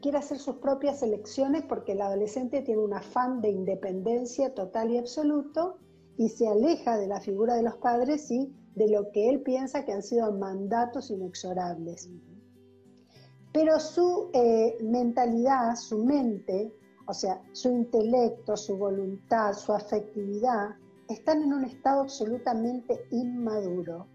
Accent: Argentina; soy psicóloga argentina

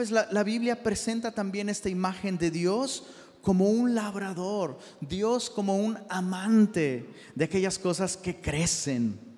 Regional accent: Taxco, Guerrero, Mexico; Y, de hecho, ahora que fui a Tasco, sí sabías que soy de Tasco, ¿eh?

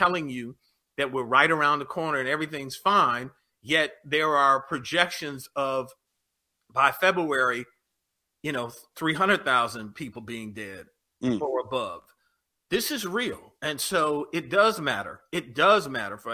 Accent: Detroit, Michigan, United States; I was born in Detroit

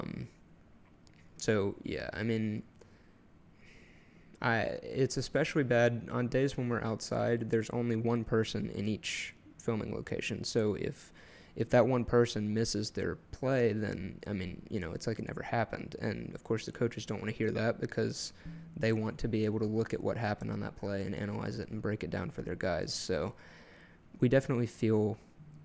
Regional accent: Georgia, United States; I'm from Georgia

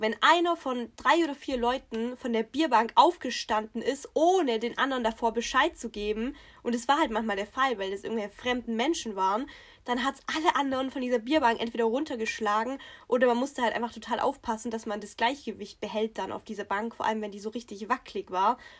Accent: Swabia, Baden-Württemberg, Germany; accent: Swabian; unseren Dialekt überhaupt nicht, also das ist Schwäbisch

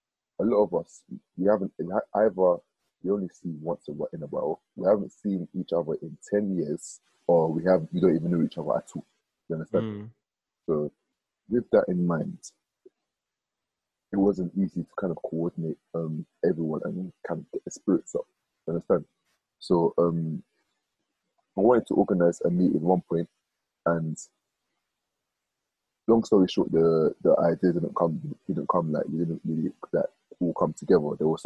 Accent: Nigeria; because I'm from the Ekwere tribe in Nigeria, which is kind of, let's just say, a spin-off from the Igbo tribe, but it's not really Igbo.

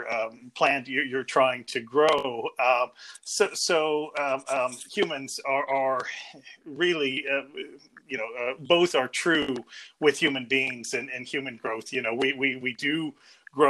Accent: downstate Illinois, United States; moved away as an adult; also born or lived in Liverpool, United Kingdom / New York, United States / Cambridge, United Kingdom / Manchester, United Kingdom; now in Belfast, United Kingdom; I come from what's sometimes called flyover country between the two coasts, so from downstate Illinois

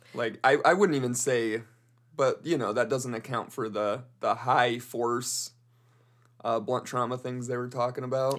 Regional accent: Colorado, United States; I'm from Colorado.

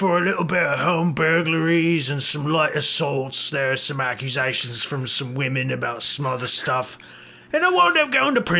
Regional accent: Birmingham, West Midlands, United Kingdom; born there; I was born in Birmingham.

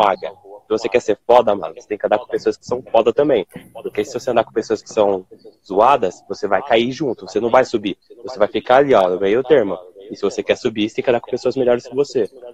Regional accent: São Paulo, Brazil; sou aqui de São Paulo, tenho dezenove anos

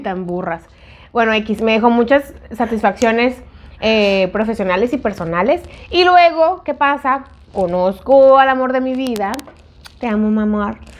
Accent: Mexico; moved away; en México, que íbamos a la universidad

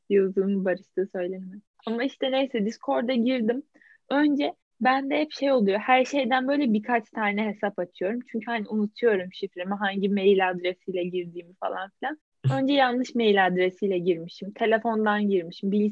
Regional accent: İzmir, Turkey; Ben doğma İzmirliyim.

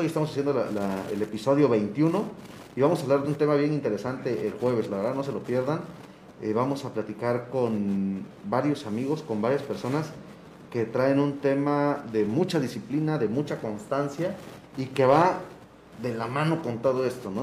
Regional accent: Oaxaca, Mexico; tenemos que pintar como oaxaqueños

